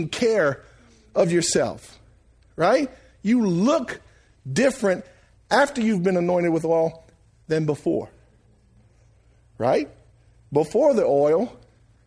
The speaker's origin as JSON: {"language": "English", "town": "Franklin", "country": "United States", "tie": "born or raised there", "said": "I was born and raised in Franklin."}